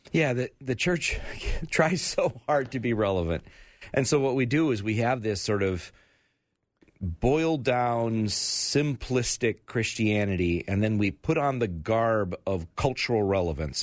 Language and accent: English; United States; I, I'm proud to be an American